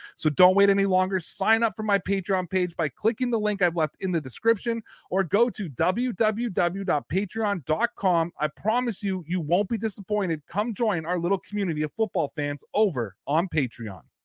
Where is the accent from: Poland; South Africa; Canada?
Canada; accent: Canadian; I'm Canadian